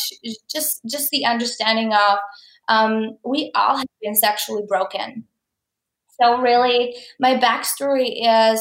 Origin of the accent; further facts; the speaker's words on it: Czechia; moved away as an adult; now in Canada; I am from Czech Republic, and I lived there my whole life. I came to Canada when I was 19.